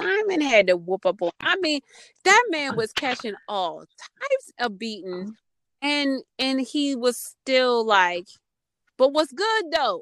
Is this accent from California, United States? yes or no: no; Baltimore, Maryland, United States; I'm from Baltimore